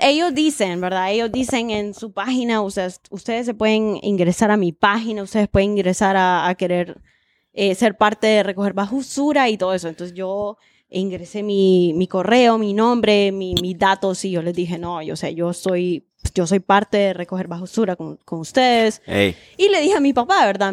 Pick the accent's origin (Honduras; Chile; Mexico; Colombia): Honduras; como hondureña